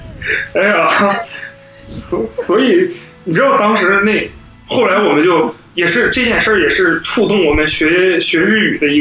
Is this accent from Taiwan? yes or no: no; Nepal; Chinese is a second language; 我我是尼泊尔人吃的，一般都是呃这个咖喱。尼泊尔人身上永远都是有一种香浓的咖喱味儿，